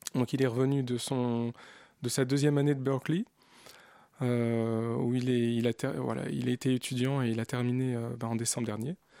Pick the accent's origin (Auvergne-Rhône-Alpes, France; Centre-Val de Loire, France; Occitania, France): Centre-Val de Loire, France; Bourges; also born or lived in Algiers, Algeria / Paris, France; Je, suis né en Algérie mais j'ai grandi en France